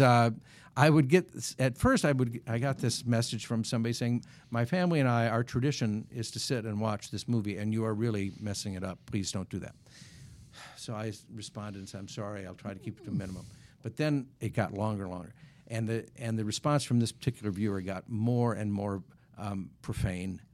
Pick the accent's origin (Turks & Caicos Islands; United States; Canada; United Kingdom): United States; Wisconsin; when I was growing up in Wisconsin